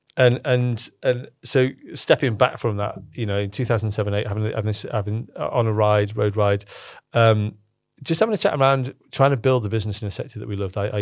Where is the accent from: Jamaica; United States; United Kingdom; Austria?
United Kingdom; Cockermouth, North West England; I'm from Cockermouth, um, where I spent most of my life was in Cockermouth in the Lake District.